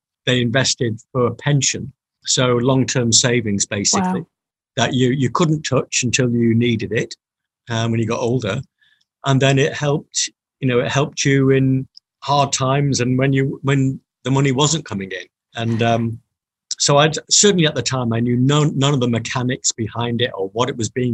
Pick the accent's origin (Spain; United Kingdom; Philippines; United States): United Kingdom; Manchester, North West England; I did grow up in Manchester